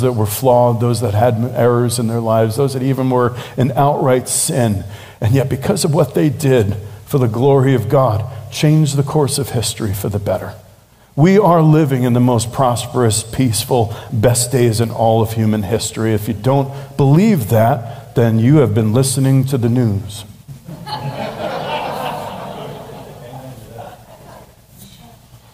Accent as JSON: {"language": "English", "town": "New York City", "region": "New York", "country": "United States", "tie": "born or raised there", "said": "growing up in New York City"}